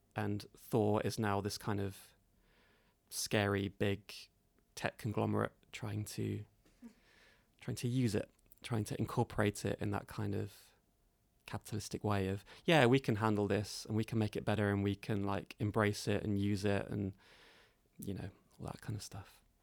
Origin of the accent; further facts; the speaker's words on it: London, United Kingdom; modern London, uh, which is my hometown